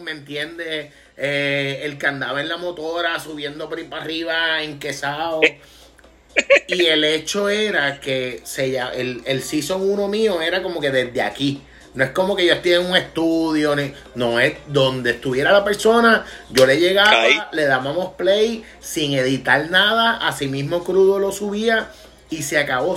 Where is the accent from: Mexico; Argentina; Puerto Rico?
Puerto Rico; Vega Baja; mi pueblo en Vega Baja